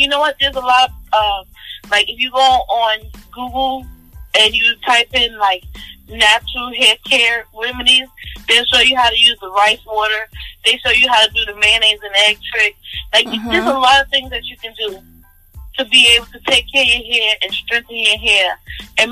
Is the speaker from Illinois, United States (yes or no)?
no; New York, United States; we're from New York